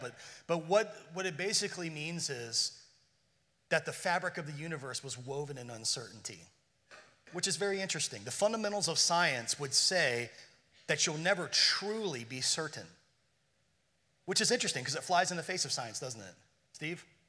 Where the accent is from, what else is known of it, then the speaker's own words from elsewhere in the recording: Ireland; being Irish